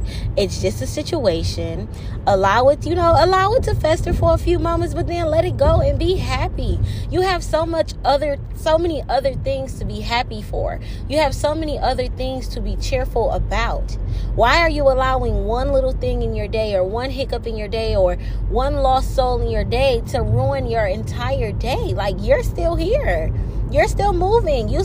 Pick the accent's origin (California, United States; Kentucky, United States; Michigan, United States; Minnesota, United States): Michigan, United States; Detroit; I'm from Detroit